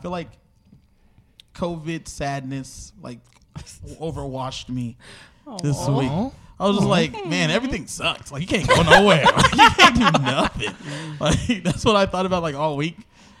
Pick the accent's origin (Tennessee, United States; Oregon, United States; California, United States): California, United States; Los Angeles; I'm from Los Angeles.